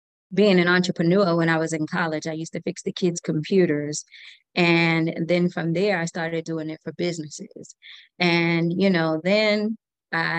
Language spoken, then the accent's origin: English; New York City, New York, United States; now in Atlanta, United States; I was born and raised in New York City, the best city in the world